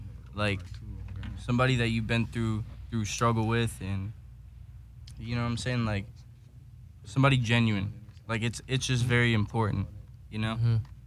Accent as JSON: {"language": "English", "region": "Massachusetts", "country": "United States", "moved": "as an adult", "said": "We're from Massachusetts"}